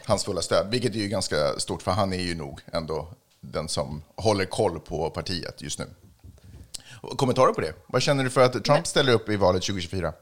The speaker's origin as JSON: {"language": "Swedish", "town": "Stockholm", "region": "Stockholm County", "country": "Sweden", "tie": "born or raised there", "said": "Jag är från Stockholm. Jag är född och uppvuxen i Stockholm"}